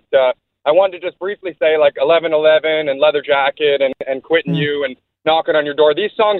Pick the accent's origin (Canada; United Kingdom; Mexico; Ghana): Canada; Hamilton, Ontario; We're from East 25th